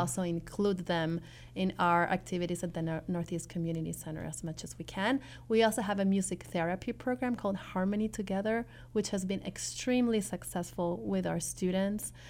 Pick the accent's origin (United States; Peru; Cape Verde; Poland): Peru; moved away; I come from Peru, which is a developing country